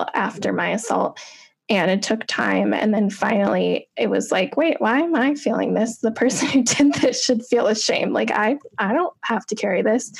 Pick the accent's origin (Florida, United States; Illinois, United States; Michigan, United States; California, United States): Illinois, United States; a little bit south of Chicago; I grew up in Illinois, a little bit south of Chicago